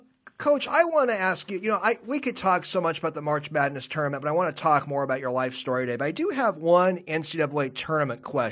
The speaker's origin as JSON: {"language": "English", "town": "Seattle", "region": "Washington", "country": "United States", "tie": "born or raised there", "said": "growing up in Seattle, being a University of Washington guy"}